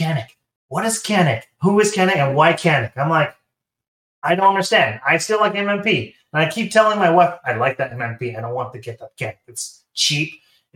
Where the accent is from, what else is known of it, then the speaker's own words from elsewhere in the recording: Taiwan; moved away as an adult; I am from Taiwan. So Taiwan, and I moved here in 2013.